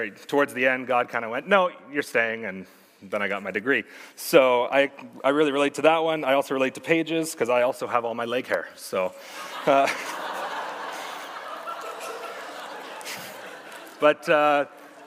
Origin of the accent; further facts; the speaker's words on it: Sherwood Park, Alberta, Canada; also born or lived in Red Deer, Alberta; Born in Red Deer, but raised in Sherwood Park for the past 19 years